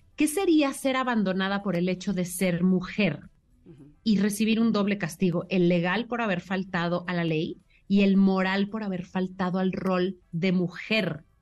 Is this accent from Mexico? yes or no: yes; Mexico